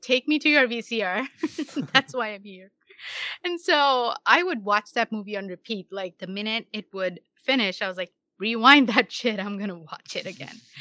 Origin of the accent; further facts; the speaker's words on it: India; moved away as an adult; now in United States; I'm born and brought up in India, and then I got married and moved here around 13 or so years ago. When I say here, I mean the US